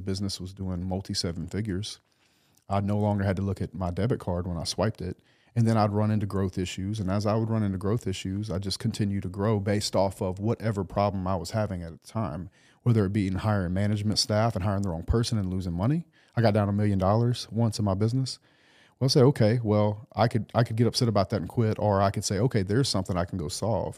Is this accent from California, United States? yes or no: no; South Louisiana, United States; born or raised there; moved away